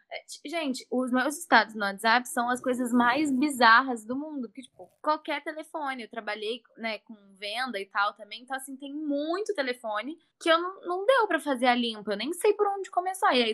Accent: Brazil; Sou brasileira, Otto.

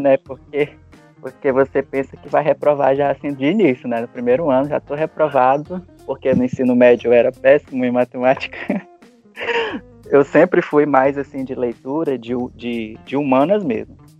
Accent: Rio Branco, Acre, Brazil; E eu sou natural daqui de Rio Branco mesmo

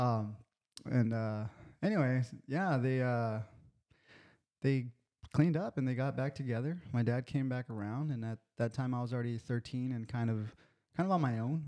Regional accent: National City, California, United States; I grew up in National City, California

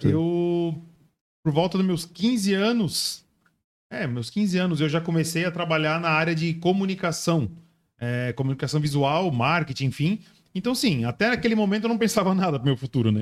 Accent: Itajaí, Santa Catarina, Brazil; moved away as an adult; now in Joinville, Brazil; Eu nasci aqui, morei até meus 10 anos

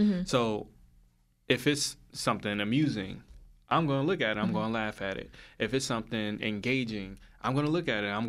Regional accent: Union, New Jersey, United States; I grew up in Union, and yeah, I knew people in Hillside, but I didn't know people in Hillside.

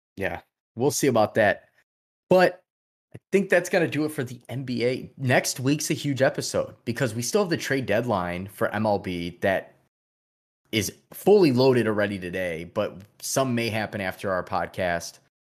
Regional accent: Chicago, Illinois, United States; we're from Chicago, we're Bulls fans

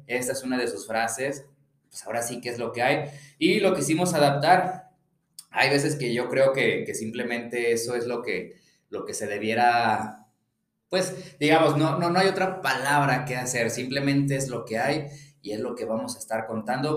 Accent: León, Guanajuato, Mexico; soy de León, Guanajuato

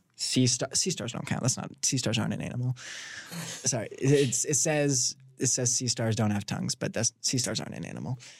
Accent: Washington, Indiana, United States; moved away; I'm from Washington, Indiana

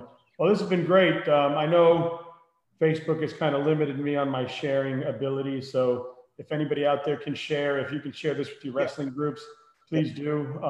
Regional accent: Miami, Florida, United States; now in Pennsylvania, United States; so I grew up in Miami, right? And then I moved up here in the late 90s

